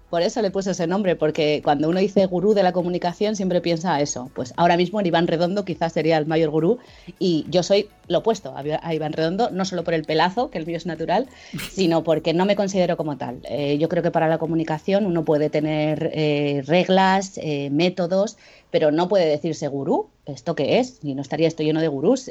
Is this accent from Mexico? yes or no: no; Jaca, Aragon, Spain; now in Zaragoza, Spain; soy, soy de Jaca, no sé si conocéis, que es un pueblo chiquitito en Huesca, pero me vine a Zaragoza